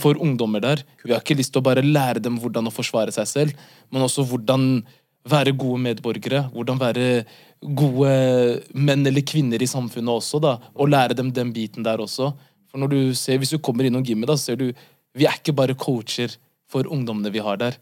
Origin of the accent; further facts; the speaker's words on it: Oslo, Norway; født og oppvokst i Norge, hovedsakelig på Ellingsrud